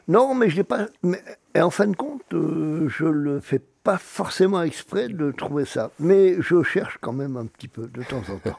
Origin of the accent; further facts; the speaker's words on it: Auvergne-Rhône-Alpes, France; moved away; also born or lived in Brittany; je suis né en Auvergne, je suis un peu plus occitan que breton.